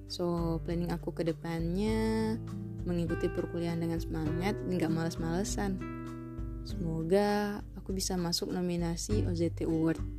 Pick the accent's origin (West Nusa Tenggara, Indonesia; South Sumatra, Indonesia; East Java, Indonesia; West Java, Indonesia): South Sumatra, Indonesia; Palembang; born there; Aku lahir di kota Pempek tanggal 27 Maret